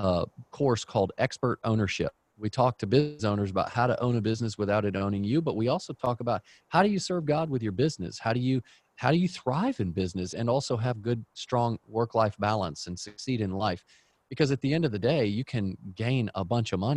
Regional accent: Dallas, Texas, United States; we grew up in Dallas, Texas

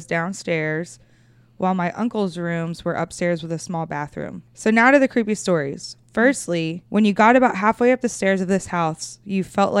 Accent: Wimauma, Florida, United States; So my dad's family was really poor, and I grew up in Wimama.

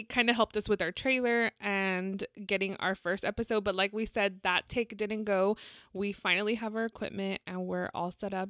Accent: San Antonio, Texas, United States; And I'm also a Latina. I was born and raised here in San Antonio.

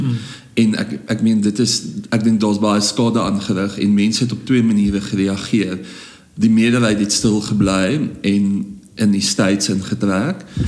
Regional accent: South Africa; So ek sien myself as 'n Afrikaner, maar ek is ook baie ander goed

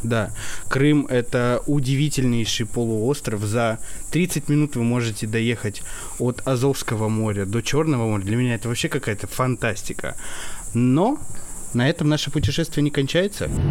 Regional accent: Chelyabinsk, Chelyabinsk Oblast, Russia; я сам тоже из Челябинска

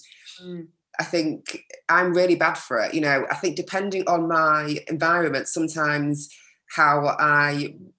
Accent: Yorkshire and the Humber, United Kingdom; because I am very Yorkshire

